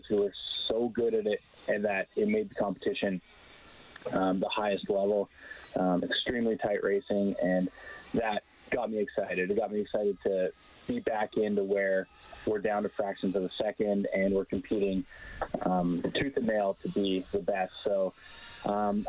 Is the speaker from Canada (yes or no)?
yes; Calgary, Alberta, Canada; moved away as an adult; also born or lived in Saskatoon; I grew up in Calgary. I was born in Saskatoon, but spent most of my life in Calgary